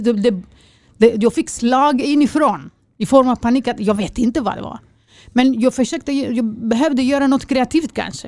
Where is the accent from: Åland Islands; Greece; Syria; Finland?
Greece; now in Sweden; jag är okej för en grek